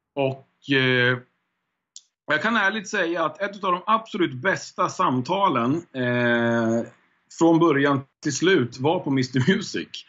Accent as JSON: {"language": "Swedish", "town": "Hudiksvall", "region": "Gävleborg County", "country": "Sweden", "tie": "born or raised there", "moved": "yes", "lives_now": "Stockholm, Sweden", "said": "jag är född i Stockholm faktiskt. Och mm. sen mm. så flyttade jag upp till Hälsingland när jag var typ, jag kommer inte ihåg riktigt, men 6-7 någonstans där, kanske 8. Eh, ja, och då var det Hudiksvall som jag eh, växte upp i egentligen, Hälsingland."}